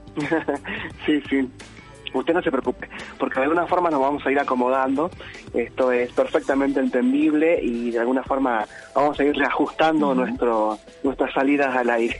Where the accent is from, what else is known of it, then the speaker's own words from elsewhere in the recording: Tartagal, Salta, Argentina; now in Villa Carlos Paz, Argentina; en mi pueblo, en mi ciudad natal, allí en, Tartagal, en Salta